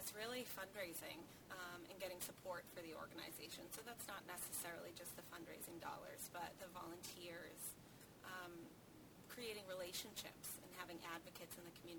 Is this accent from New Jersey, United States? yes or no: no; Hull, Massachusetts, United States; Born and raised in Hull, and I still live there now.